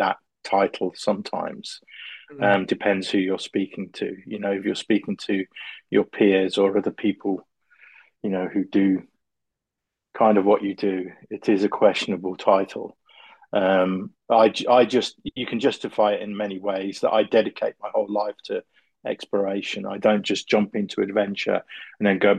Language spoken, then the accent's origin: English; Coventry, West Midlands, United Kingdom; I'm from Coventry, which is in the UK, very car industrial area.